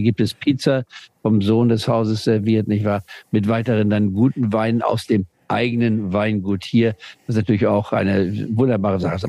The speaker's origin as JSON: {"language": "German", "region": "Saxony", "country": "Germany", "moved": "yes", "said": "ich also aus Deutschland, aus Sachsen"}